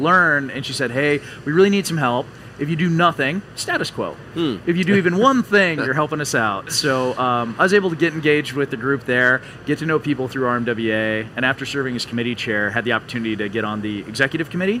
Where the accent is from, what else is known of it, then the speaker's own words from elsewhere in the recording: Valdez, Alaska, United States; moved away as an adult; also born or lived in Colorado; I grew up in Valdez, Alaska. Moved up as a kid shortly after the Exxon Valdez oil spill